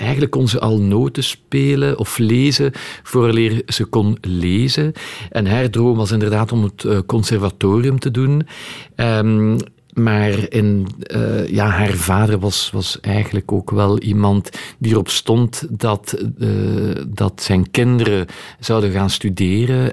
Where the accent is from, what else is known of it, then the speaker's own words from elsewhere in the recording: Etterbeek, Brussels-Capital Region, Belgium; Ik ben van, van Etterbeek